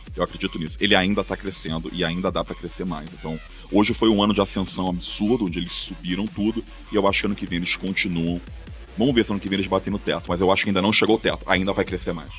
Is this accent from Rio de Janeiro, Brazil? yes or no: yes; Rio de Janeiro, Brazil; moved away as an adult; now in São Paulo, Brazil; eu sou carioca, né? Morava no Rio